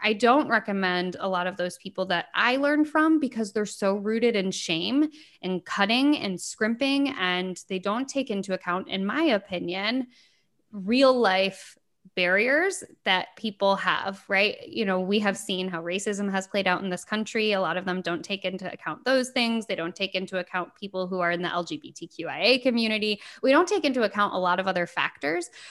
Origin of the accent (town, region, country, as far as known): United States; born or raised there